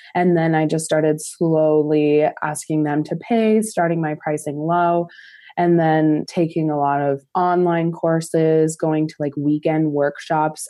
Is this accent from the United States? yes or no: yes; Montana, United States; Montana's small, it's a small state, and so in my hometown, there's about sixty thousand